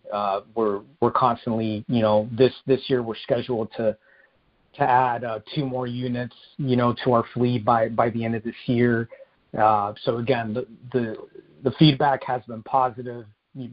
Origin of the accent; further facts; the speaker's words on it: Phoenix, Arizona, United States; both my wife and I are natives. I grew up in Central Phoenix